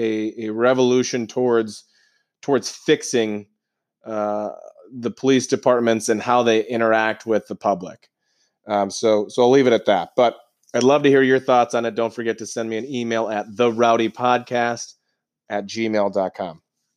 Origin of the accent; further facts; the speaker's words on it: Georgia, United States; born there; moved away; Originally, I was born in Georgia, but to be in your now hometown and to be walking the streets